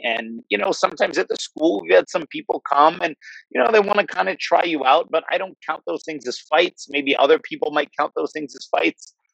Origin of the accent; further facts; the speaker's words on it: New Jersey, United States; I grew up in New Jersey, so I'm kind of an East Coast guy